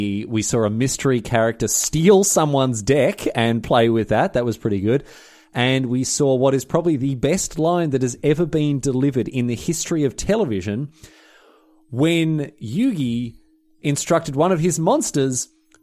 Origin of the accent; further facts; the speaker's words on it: Australia; I'm not Scottish, I'm Australian, so...